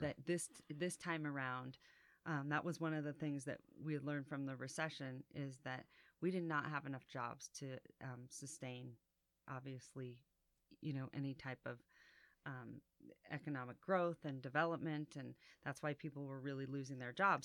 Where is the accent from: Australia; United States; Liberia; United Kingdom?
United States; Reno, Nevada; I was born and raised here